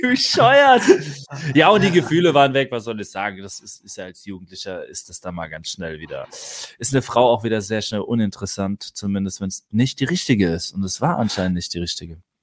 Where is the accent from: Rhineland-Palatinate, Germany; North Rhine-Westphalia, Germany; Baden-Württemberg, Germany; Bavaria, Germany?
Rhineland-Palatinate, Germany; Neustadt an der Weinstraße; also born or lived in Mannheim; Ich bin die ersten acht Lebensjahre äh, in Mannheim aufgewachsen, dann haben sich meine Eltern getrennt. Dann ist Mama mit ihren drei Kindern in die Pfalz gezogen, Neustadt an die Weinstraße. Dort haben wir dann bis zu meinem 16. Lebensjahr, also acht Jahre dort auf dem Dorf gelebt